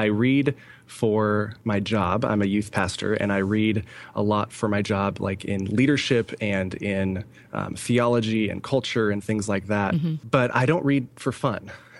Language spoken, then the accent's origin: English; California, United States; also born or lived in Idaho; now in Allentown, United States; We came from North Idaho, Coeur d'Alene, Idaho, specifically. Mm-hmm. We were there for a year, 2.5 years after moving away from California, where both my wife and I are born and raised in California.